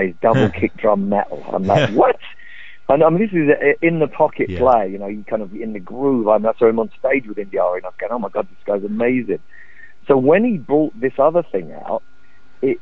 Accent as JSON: {"language": "English", "region": "London", "country": "United Kingdom", "tie": "born or raised there", "said": "I grew up in the East End of London"}